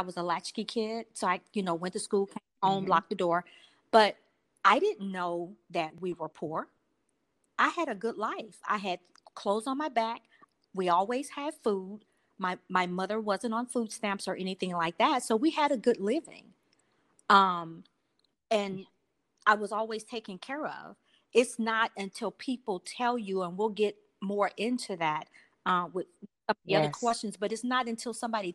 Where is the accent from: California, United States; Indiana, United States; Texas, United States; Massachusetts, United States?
Texas, United States; Houston; I grew up in the projects. I'm from Houston, Texas